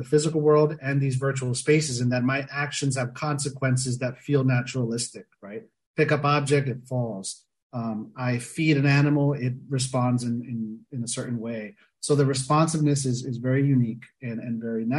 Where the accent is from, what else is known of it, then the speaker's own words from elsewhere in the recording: South Florida near Miami, United States; I grew up in South Florida near Miami, you know, grew up a beach bum